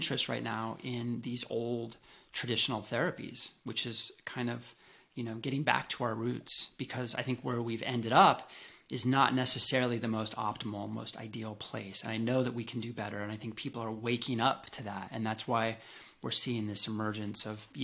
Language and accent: English; Colorado, United States; moved away as an adult; also born or lived in Seattle; I grew up in Colorado in some of the earliest health food stores in the nation